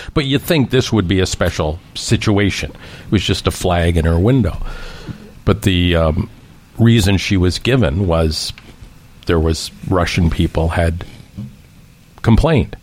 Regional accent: Canada; as a Canadian

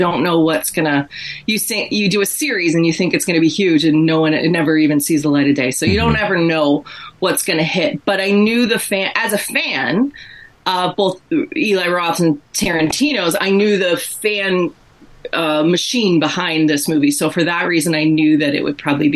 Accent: Massachusetts, United States; accent: Massachusetts; now in Toronto, Canada; my Massachusetts accent

